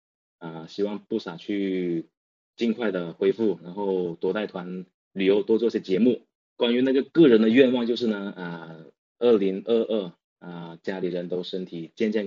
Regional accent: Guangdong, China; 对，我是南方的，我是广东的。

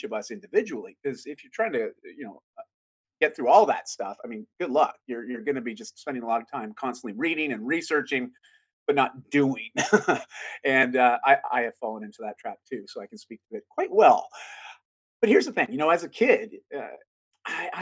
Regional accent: Canada; I'm Canadian

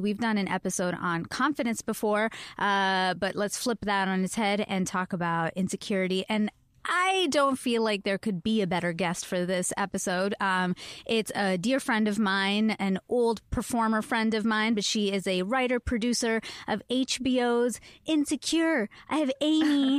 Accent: Canada; moved away; I am Canadian.

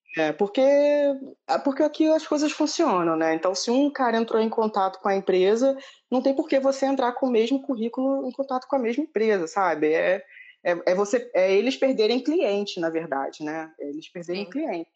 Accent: Rio de Janeiro, Brazil; now in Dublin, Ireland

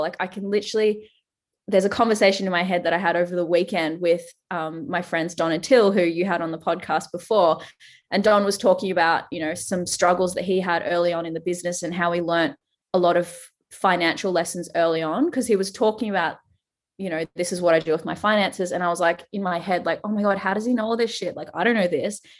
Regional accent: Australia; accent: Australian; I am Australian, if you can't tell from the accent

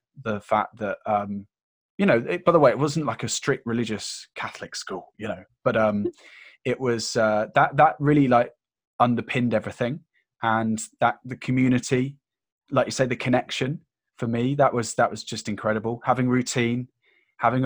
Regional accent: United Kingdom; being British

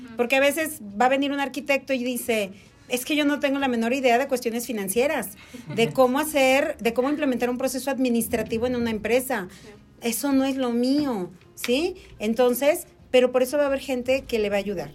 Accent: Mexico

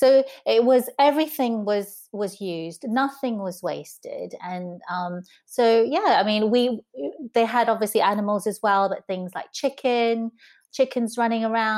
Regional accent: southern Taiwan, Taiwan; also born or lived in Taipei; For me, I grew up with my family, my maternal grandparents in southern Taiwan until I was five. I was born in Taipei, but my parents worked in the city.

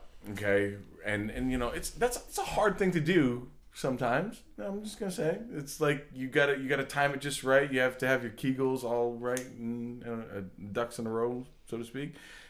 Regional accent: Old Orchard Beach, Maine, United States; I come from Old Orchard Beach.

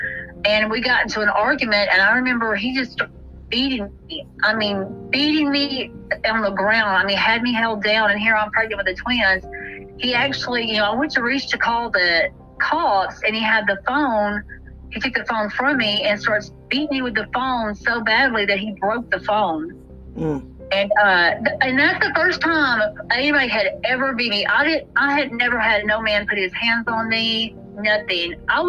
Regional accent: Corsicana, Texas, United States; I moved to my hometown with my, where my family was, you know, because here I am pregnant with twins now and I have a daughter. I was going to need some help, because I obviously, he wasn't going to do anything for me that apparently beat me. And so I moved to Corsicana

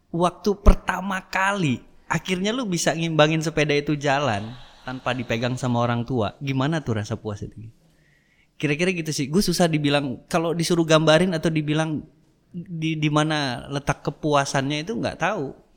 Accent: Dumai, Riau, Indonesia; also born or lived in Jakarta; kita lahir di Jakarta mm empat beradik tapi 91 orang tua tuh pindah ke Dumai.

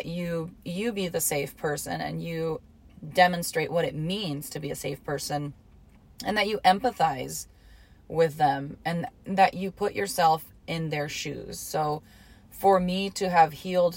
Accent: Hot Springs, Arkansas, United States; also born or lived in Detroit, Michigan; So we lived in Hot Springs, Arkansas is where I grew up, right? That's like my hometown.

